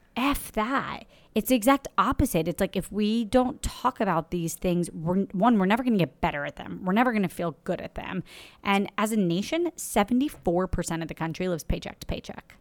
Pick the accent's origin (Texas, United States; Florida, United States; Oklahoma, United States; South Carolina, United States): Florida, United States; now in New York City, United States; I'm from Florida